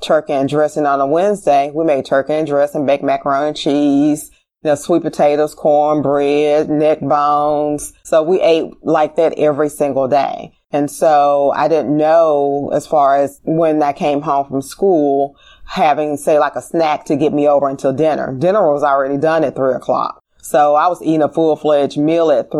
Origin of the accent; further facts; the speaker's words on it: Memphis, Tennessee, United States; I grew up in Orange Mound